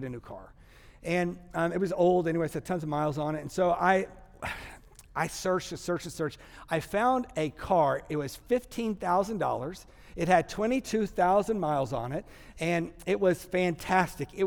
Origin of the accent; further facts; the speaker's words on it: Texas, United States; I'm from Texas, so I say logjamazai.